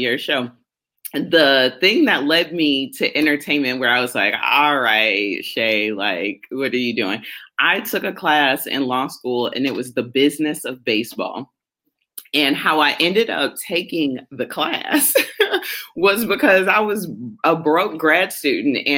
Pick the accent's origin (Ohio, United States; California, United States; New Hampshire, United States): Ohio, United States; Cleveland; Cleveland is the home of greatness. I love my hometown.